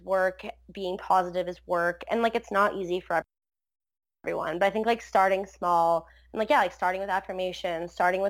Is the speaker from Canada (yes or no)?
yes; Port Colborne, Ontario, Canada; also born or lived in Wainfleet; I grew up in Port Colborne, then I moved to like Waynefleet in high school.